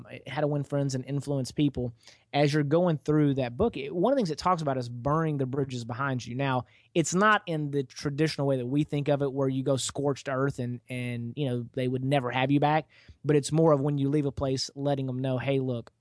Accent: East Texas, United States; also born or lived in Dallas, Texas; I'm fortunate enough to be from Texas, and I grew up out in East Texas

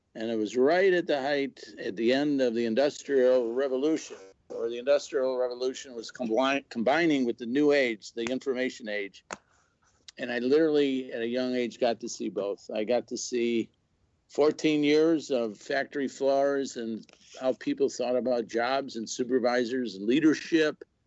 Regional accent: Chicago, Illinois, United States; now in Missouri, United States; I was born and raised in Chicago

